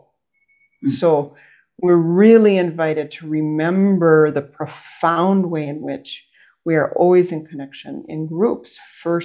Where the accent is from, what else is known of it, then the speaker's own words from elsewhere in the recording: United States; I'm an American, I live in the US.